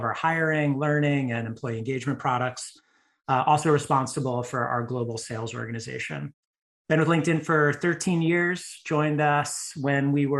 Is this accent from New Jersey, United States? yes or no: yes; New Jersey, United States; moved away as an adult; also born or lived in Colorado / San Francisco Bay Area; now in Austin, United States; I grew up in New Jersey